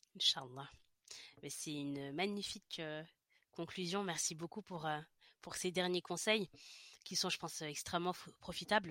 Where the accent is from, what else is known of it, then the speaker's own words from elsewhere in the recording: France; moved away; also born or lived in Paris region; quand je suis revenue dans ma région d'origine